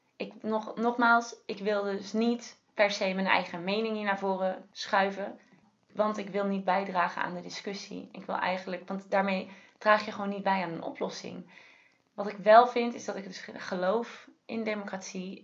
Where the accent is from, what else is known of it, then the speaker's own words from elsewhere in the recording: Netherlands; we juist als Nederlanders